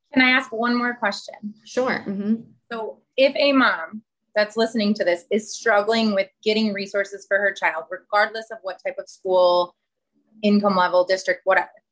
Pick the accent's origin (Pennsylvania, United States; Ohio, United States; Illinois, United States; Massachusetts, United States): Illinois, United States; Chicago; now in Arizona, United States; I'm from Chicago